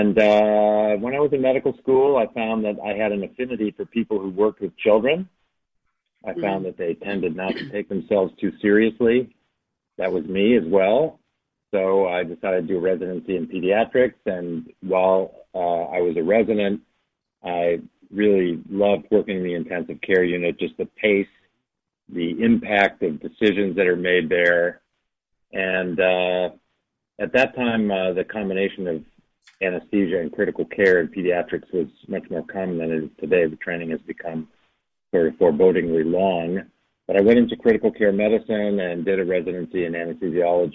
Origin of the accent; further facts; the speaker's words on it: outside of Chicago, Illinois, United States; the home where I grew up outside of Chicago